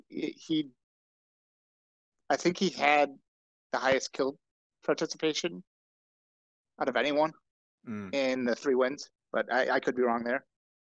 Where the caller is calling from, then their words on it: Oconomowoc, Wisconsin, United States; Oconomowoc, Wisconsin.